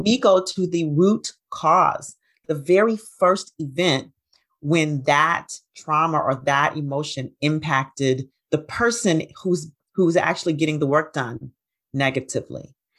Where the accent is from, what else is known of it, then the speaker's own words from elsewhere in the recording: Huntsville, Alabama, United States; now in Atlanta, United States; I grew up in Huntsville, Alabama